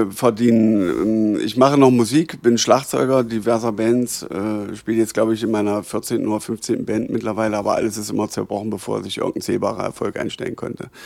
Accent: Schönebeck, Saxony-Anhalt, Germany; Ich komme aus Schönebeck. Lebst du noch in Schönebeck? Ich lebe auch in Schönebeck.

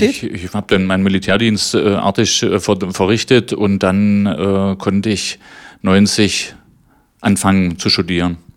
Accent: Magdeburg, Saxony-Anhalt, Germany; Äh, ich bin Magdeburger gewesen, kannte nur Magdeburg

